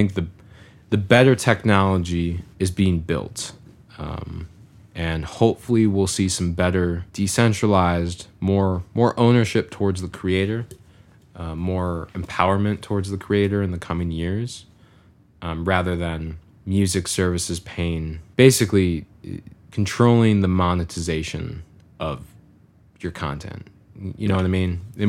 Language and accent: English; Farmington, Michigan, United States; I grew up in Farmington all the time, you know, right 15, 20 minutes outside of Detroit.